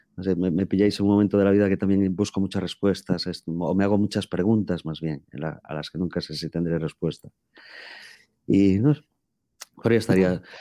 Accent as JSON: {"language": "Spanish", "town": "A Coruña", "region": "Galicia", "country": "Spain", "tie": "born or raised there", "moved": "as an adult", "said": "soy gallego de La Coruña"}